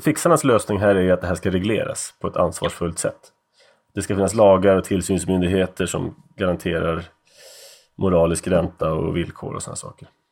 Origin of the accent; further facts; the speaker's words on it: Sweden; also born or lived in United States; jag var van från Sverige